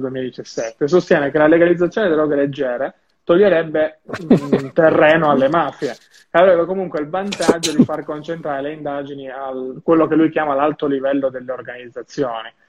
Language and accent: Italian; Turin, Piedmont, Italy; io sono di Torino